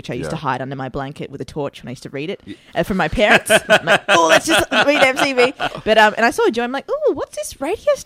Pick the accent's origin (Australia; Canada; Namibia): Australia; Melbourne, Victoria; also born or lived in Sri Lanka / Northcote; I grew up in Fairfield. Fairfield was the first suburb we lived